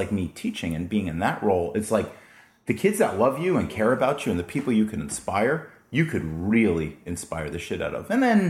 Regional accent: Florida, United States; moved away as an adult; also born or lived in New York; now in San Diego, United States; So we moved to Florida. And so I mainly grew up, like, after the age of 5 in Florida. Went to college in Florida as well, University of Florida

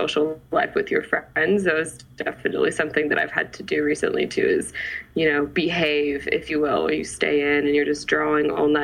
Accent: San Jose, California, United States; also born or lived in Milpitas / Fremont / Modesto / Livermore; I was born and raised in San Jose

